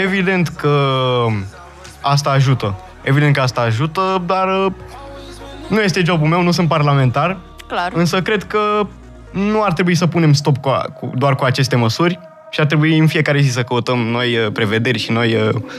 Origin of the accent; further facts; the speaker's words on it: Romania; accent: Romanian; mi-am menținut accentul de român și la bază sunt tot român.